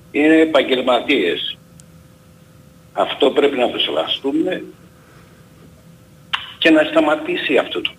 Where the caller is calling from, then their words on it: Greece; από τη Νέα Ασμένη.